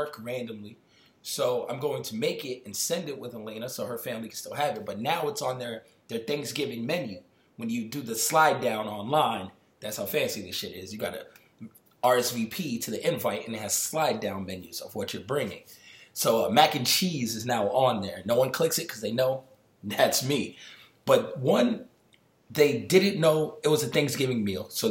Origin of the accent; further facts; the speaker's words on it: New York City, New York, United States; I grew up on White Plains Road and like Gun Hill Road and Burke Ave